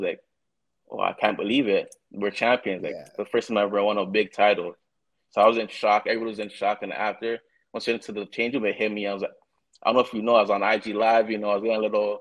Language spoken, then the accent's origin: English; Toronto, Ontario, Canada; I was born in Toronto